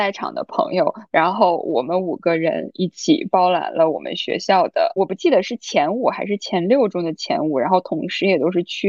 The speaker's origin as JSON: {"language": "Chinese", "country": "China", "also_born_or_lived": "Shanghai", "moved": "as an adult", "said": "我们都是来自于国内一个四五线的小城市"}